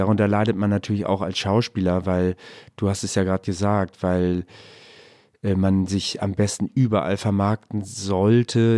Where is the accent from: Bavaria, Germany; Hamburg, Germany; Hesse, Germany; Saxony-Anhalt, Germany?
Hamburg, Germany; ich bin Hamburger